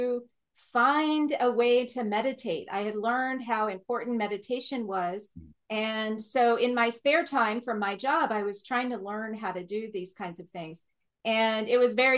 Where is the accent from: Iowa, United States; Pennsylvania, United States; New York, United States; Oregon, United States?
Oregon, United States; I grew up in Oregon, which I've always been told is similar to the Scotland climate